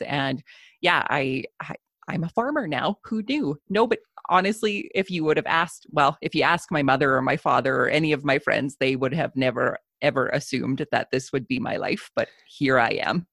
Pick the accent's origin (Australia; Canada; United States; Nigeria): Canada; Southern Alberta; I am a farmer from Southern Alberta, Canada.